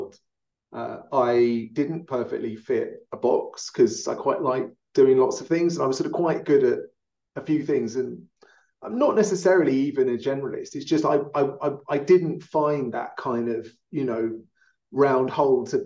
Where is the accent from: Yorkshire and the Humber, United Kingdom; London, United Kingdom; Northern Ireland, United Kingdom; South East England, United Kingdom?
London, United Kingdom; now in Denver, United States; a Londoner living in Denver